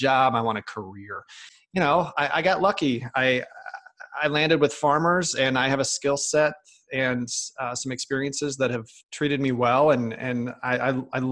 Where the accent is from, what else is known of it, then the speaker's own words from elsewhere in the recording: Chicago, Illinois, United States; moved away as an adult; also born or lived in Michigan / New York; I'm originally from Chicago, Illinois